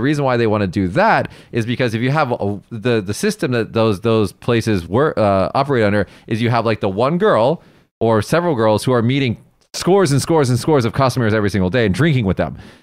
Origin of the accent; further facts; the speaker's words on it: United States; now in Japan; an American